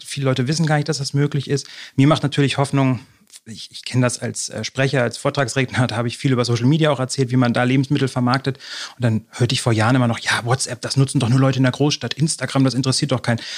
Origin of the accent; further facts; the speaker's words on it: near Cuxhaven, Lower Saxony coast, Germany; moved away as an adult; also born or lived in Halle; now in Berlin, Germany; Ich bin, wie gesagt, aus Niedersachsen an der Küste groß geworden, in der Nähe von Cuxhaven